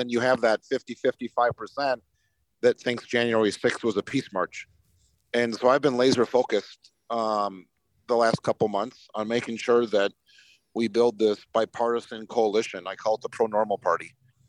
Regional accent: Montana, United States; born there; so I was born on the Indian Reservation, Fort Peck Indian Reservation, northeastern Montana, right where North Dakota, Montana, and Canada come together.

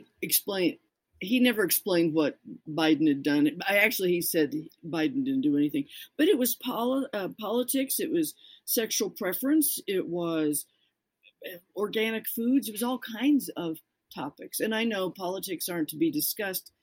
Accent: Colorado, United States; I'm from Colorado

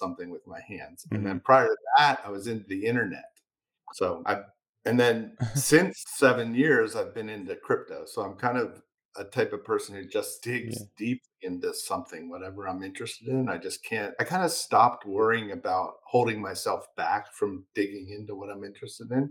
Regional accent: Philadelphia, Pennsylvania, United States; a community college in my hometown, which is Philadelphia, Pennsylvania.

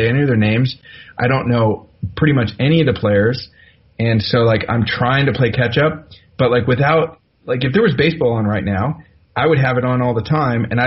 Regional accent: Bay Area, California, United States; I'm from the Bay Area

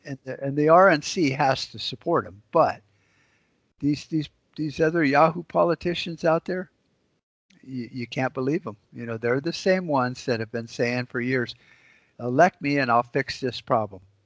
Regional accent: United States; we as American citizens

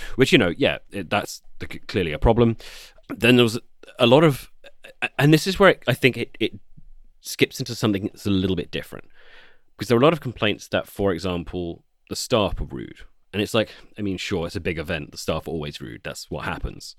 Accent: United Kingdom

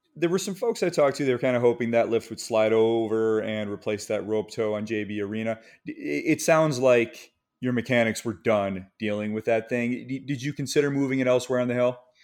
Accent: Michigan, United States; moved away; also born or lived in the East Coast; I grew up skiing in Michigan

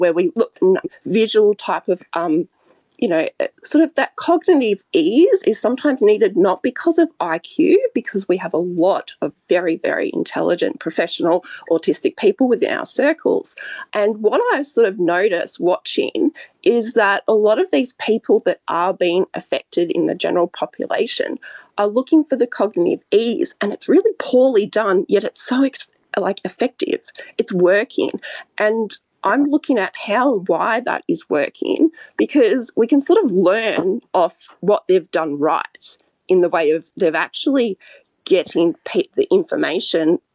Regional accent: Australia; I'm from Australia

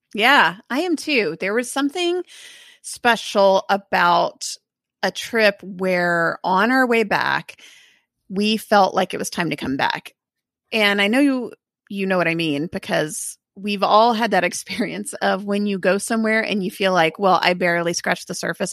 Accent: Texas, United States; it was strange as a Texan to leave here

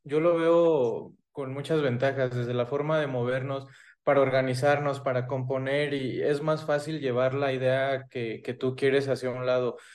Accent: Michoacán, Mexico; yo soy de Michoacán

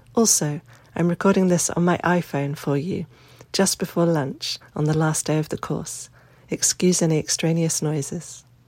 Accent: United Kingdom; also born or lived in Dorset; given the aristocratic shenanigans in my home country this weekend. I am five thousand miles away, and happily so. Today I had my first pang of homesickness, after almost three weeks away. Not for Britain

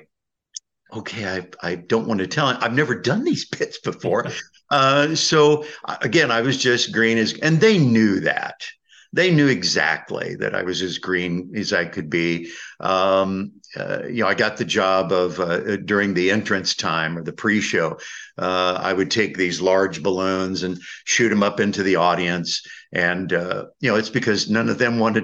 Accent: Indiana, United States; I'm being from Indiana

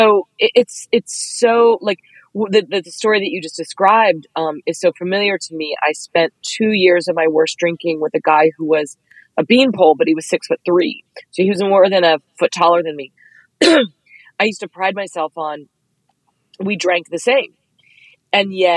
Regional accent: Dallas, Texas, United States; I'm 5'2" and I'm from Dallas

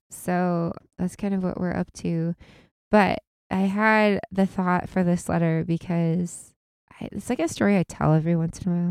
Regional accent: Illinois, United States; Normal is, you know, it's where we're from

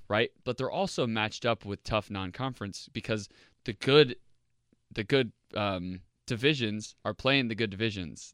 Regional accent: Indianapolis, Indiana, United States; I live, I grew up in Indianapolis

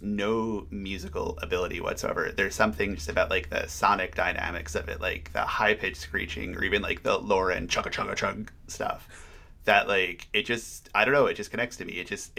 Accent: New Jersey, United States; I'm from New Jersey.

